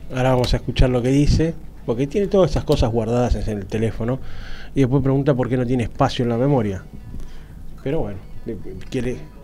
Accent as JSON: {"language": "Spanish", "country": "Argentina", "said": "yo como argentino"}